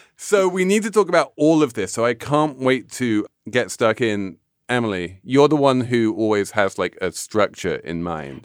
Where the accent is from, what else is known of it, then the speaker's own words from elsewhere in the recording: England, United Kingdom; I'm English